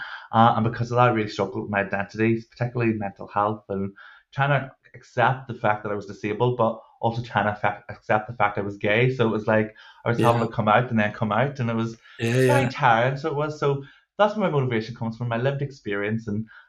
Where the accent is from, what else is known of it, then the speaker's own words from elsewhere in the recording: Northern Ireland, United Kingdom; I am Northern Irish. We do have a tendency to speak slightly faster